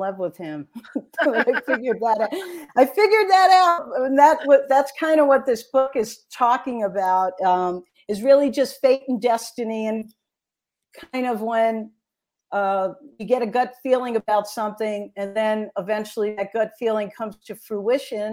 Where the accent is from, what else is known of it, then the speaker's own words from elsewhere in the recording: New York City, New York, United States; accent: Brooklyn; I was born in Brooklyn, New York in 1961, and I grew up in Bensonhurst